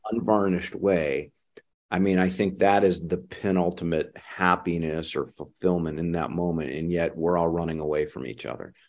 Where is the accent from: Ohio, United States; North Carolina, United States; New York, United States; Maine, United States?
Ohio, United States; now in San Francisco Bay Area, United States; I grew up in the Midwest, in Ohio.